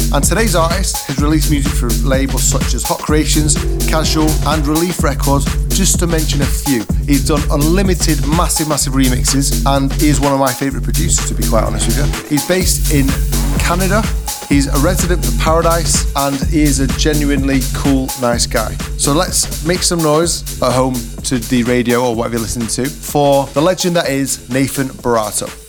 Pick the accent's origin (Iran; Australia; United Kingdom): United Kingdom; Manchester, North West England; I'm from Manchester